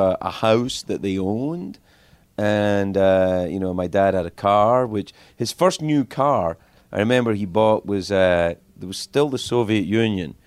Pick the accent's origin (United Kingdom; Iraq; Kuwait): United Kingdom; Cumbernauld, Scotland; moved away as an adult; I grew up in Cumbernauld